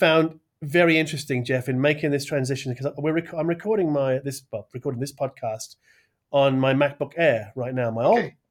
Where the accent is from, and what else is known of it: United Kingdom